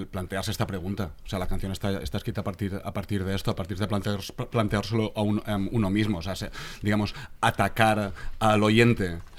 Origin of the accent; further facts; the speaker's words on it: Catalonia, Spain; lo que ha pasado durante la composición de este último disco que hemos hecho, siendo catalanes